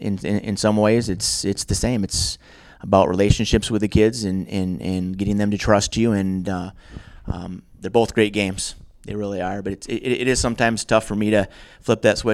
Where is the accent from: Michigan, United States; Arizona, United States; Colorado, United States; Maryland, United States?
Michigan, United States; Kent City; My dad started the wrestling program where I grew up in Kent City